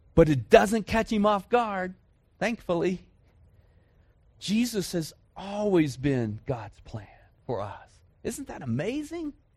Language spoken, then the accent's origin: English; Dallas, Texas, United States; moved away; I grew up in Dallas, Fort Worth